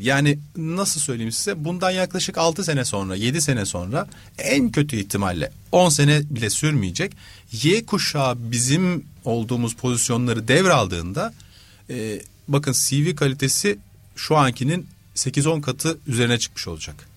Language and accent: Turkish; Istanbul, Turkey; 78 İstanbul'da doğdum.